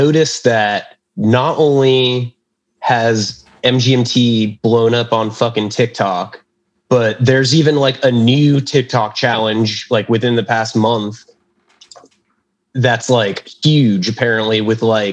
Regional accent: Fort Lauderdale, Florida, United States; moved away as an adult; also born or lived in Miami / Pensacola / Orlando; now in New York, United States; I was born in Miami, grew up in the suburbs of Fort Lauderdale.

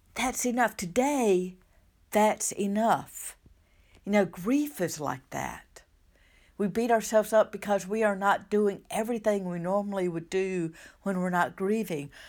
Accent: southern United States, United States; accent: southern; by my accent, Um, I live in the southern United States

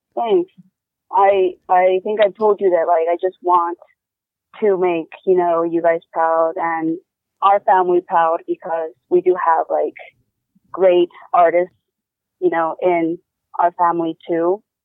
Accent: Wyoming, United States; moved away; I was growing up in Wyoming.

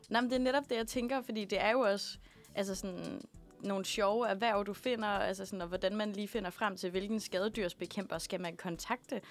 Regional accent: Aalborg, North Denmark Region, Denmark; now in Copenhagen, Denmark; Jeg har været et uh, smut hjemme i Aalborg

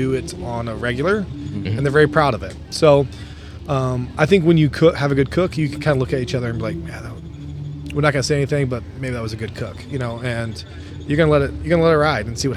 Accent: Louisville, Kentucky, United States; now in Minnesota, United States; We're originally from Louisville, Kentucky, and you know, both of us born and raised

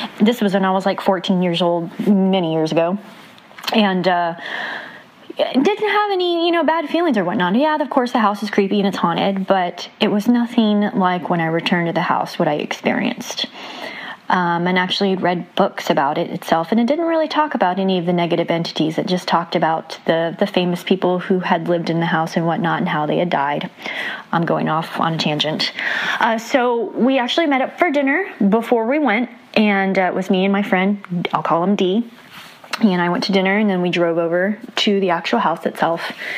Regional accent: San Antonio, Texas, United States; now in Austin, United States; I'm from Austin, Texas, originally from San Antonio, Texas.

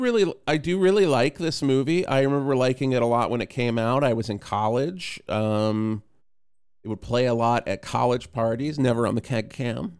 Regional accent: Radford, Virginia, United States; moved away; I grew up in Radford, so it's in the southwest corner, um, little south of Roanoke

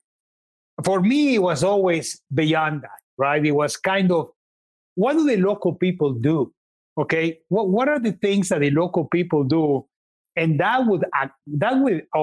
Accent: Mexico; moved away; I'm Mexican. I was born in Mexico, and I love Mexican food

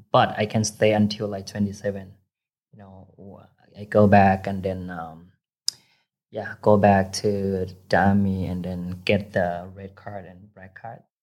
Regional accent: Chiang Rai, Thailand; first language Thai; English is a second language; moved away as an adult; also born or lived in Phayao, Thailand; now in Bangkok, Thailand; I originally from Payao, but I grew up in Chiang Rai

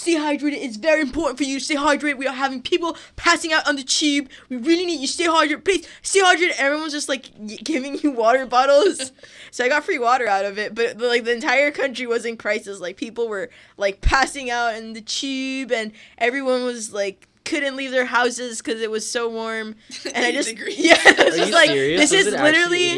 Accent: Costa Rica; now in Florida, United States; here in Florida, and I'm from Costa Rica

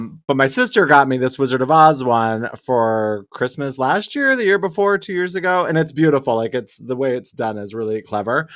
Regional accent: Wyoming, United States; I'm from Wyoming

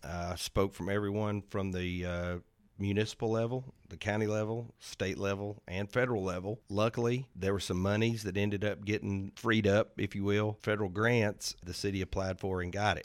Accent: Arlington, Tennessee, United States; moved away as an adult; now in Hernando, United States; I'm originally from Arlington, Tennessee

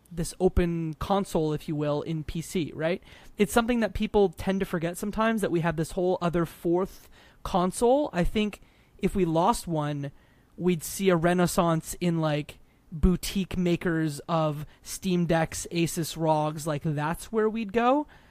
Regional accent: Detroit, Michigan, United States; I grew up across in Detroit, Michigan, two thousand eight, the Big Three. Like, I lived in a town that essentially did parts for the big three

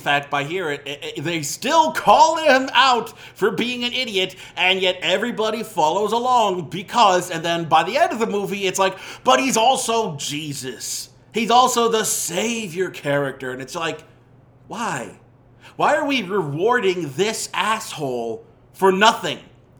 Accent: Ohio, United States; when I was growing up in Northeast Ohio, in kind of the rural area

